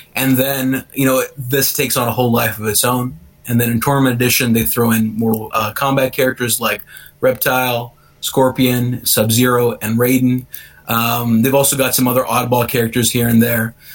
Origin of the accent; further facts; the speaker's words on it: Columbus, Ohio, United States; I'm a writer from Columbus, Ohio